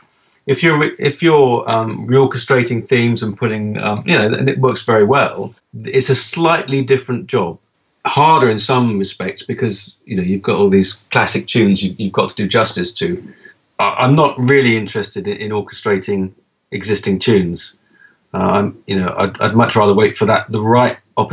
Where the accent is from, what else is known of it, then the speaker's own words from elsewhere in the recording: England, United Kingdom; I'm English.